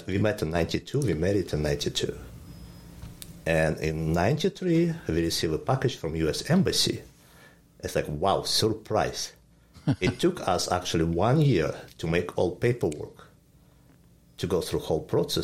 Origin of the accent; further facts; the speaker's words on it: Ukraine; English is a second language; moved away as an adult; also born or lived in California, United States; now in Jefferson, United States; we are born in USSR, Ukraine exactly. So we came from Soviet time